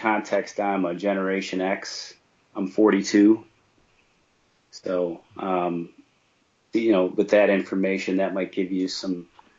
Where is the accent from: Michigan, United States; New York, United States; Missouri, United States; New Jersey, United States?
Michigan, United States; Detroit; Well, for me, I grew up in Detroit, Michigan. That's where I'm from originally.